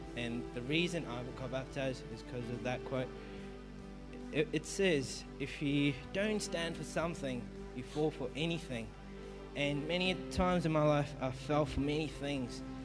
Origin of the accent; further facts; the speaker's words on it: Melbourne, Victoria, Australia; I'm from Melbourne, and my parents are Indian